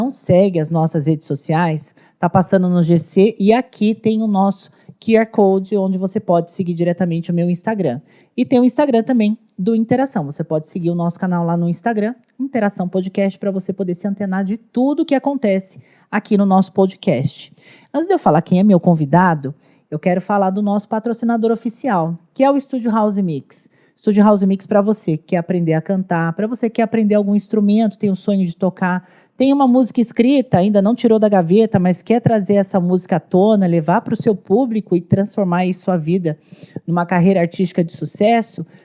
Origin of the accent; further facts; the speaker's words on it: São Paulo, Brazil; Sou paulista.